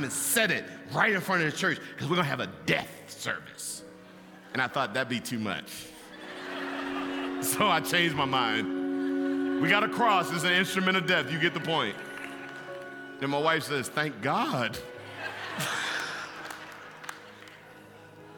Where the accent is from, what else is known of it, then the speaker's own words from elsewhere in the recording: Baltimore, Maryland, United States; I grew up in East Baltimore